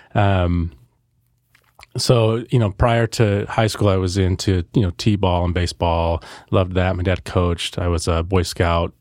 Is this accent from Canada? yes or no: no; Salem, Oregon, United States; I was born here in Salem, Oregon. Lived here my entire life so far